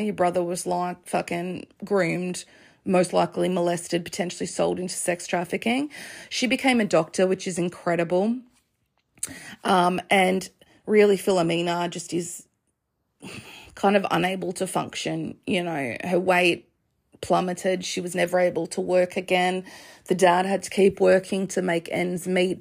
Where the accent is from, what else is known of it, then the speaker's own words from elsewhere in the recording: Australia; as an Australian